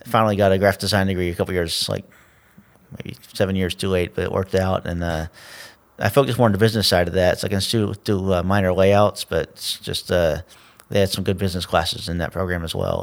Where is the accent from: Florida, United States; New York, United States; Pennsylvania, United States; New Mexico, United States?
Florida, United States; Tallahassee; I grew up on the north side